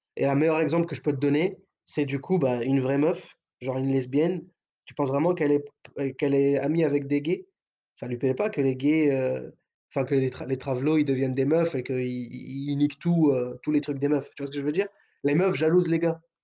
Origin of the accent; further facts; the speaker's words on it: France; on est français.